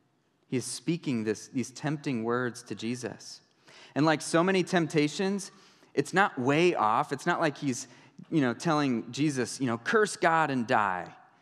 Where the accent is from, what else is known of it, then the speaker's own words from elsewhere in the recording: New York City, New York, United States; You know, I grew up in New York City, and I was a huge fan of Star Trek, and I was a nerd, and I didn't fit in there.